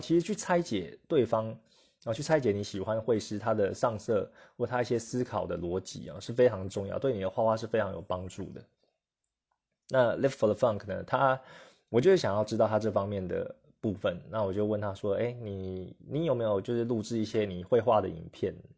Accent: Taiwan; 我们台湾人的个性可能就是，呃，比较不想要起冲突啦

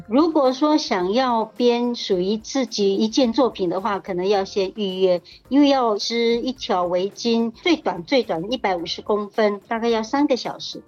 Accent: Hualien County, Taiwan; 我是来自花莲的泰鲁格族

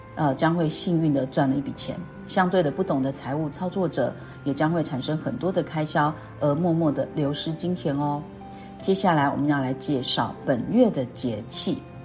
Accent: Keelung, Taiwan; moved away; 像我呢是基隆人呐

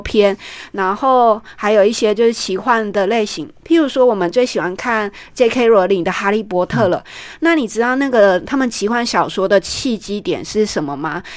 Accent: Taichung, Taiwan; moved away as an adult; 二零一六年我因为回到我们台中老家

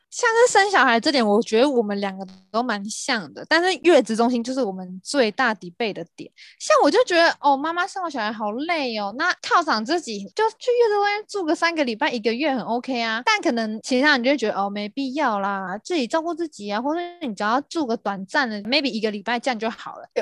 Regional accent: Taiwan; 像之前我在美国，然后我就会说，哦，我是台湾人

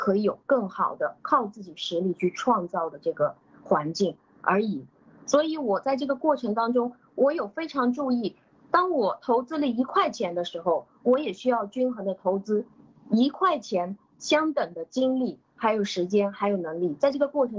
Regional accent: China; 我们中国人可能太看重这个成功，或者是太看看重这个得和失了。所以，嗯，那但是我们中国人是对这个得与失最没有感觉的

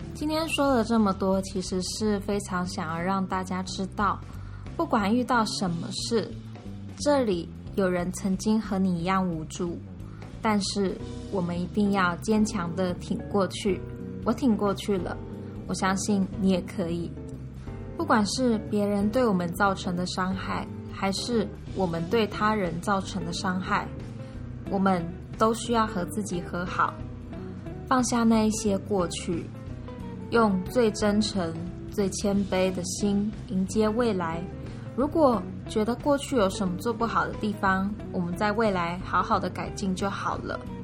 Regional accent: Taiwan; also born or lived in Mainland China; 大家全校是只有我一个台湾人

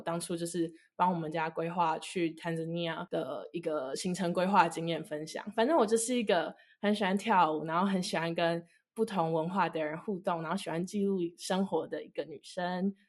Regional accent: Taipei, Taiwan; now in Abu Dhabi, United Arab Emirates; Hello，大家好， … 我来自台北，现在在纽约大学阿布达比分校读大二

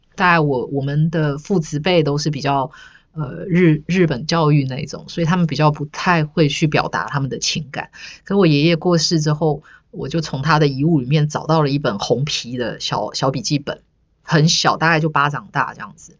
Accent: Yunlin County, Taiwan; moved away as an adult; also born or lived in Chiayi, Taiwan; 我想念的其实不是我的故乡云林

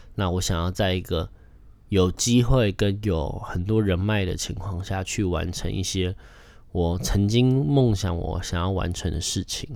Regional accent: Taipei, Taiwan; also born or lived in Kaohsiung; 我就是一个土生土长的台北人， 然后去高雄读四年， 觉得自己是半个台北， 半个高雄人这样

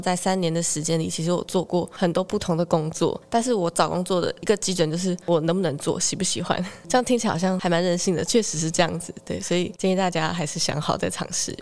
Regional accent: Zhudong, Hsinchu County, Taiwan; 我来自竹东

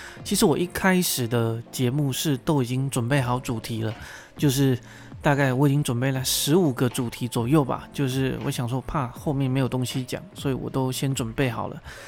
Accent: Pingtung County, Taiwan; moved away as an adult; 可能有人觉得我的口音或者是我的咬字不太像台湾人，那我这边必须说我是土生土长哦，哎，我是屏东高中毕业的，毕业完我就上台北念书了

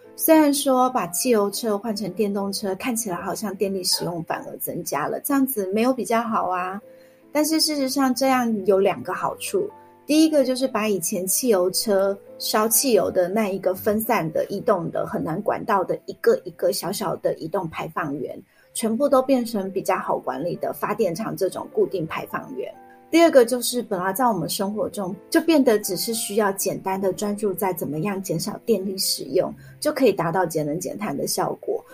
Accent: Taiwan; 这次公投的结果其实就是反映了我们台湾人其实也是不认同继续发展核能的

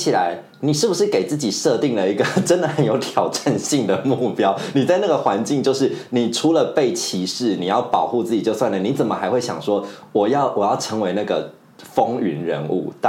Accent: central and southern Taiwan, Taiwan; 那可是我们在中南部长大的小孩，其实我们好像心中本来就已经预期。说你只要上大学之后，你就是一定要去外地求学，你不会想要留在自己的故乡。

